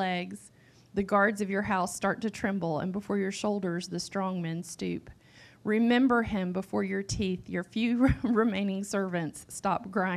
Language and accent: English; Western North Carolina, United States; I grew up in Appalachia. I grew up in Western North Carolina, one county over from where I serve right now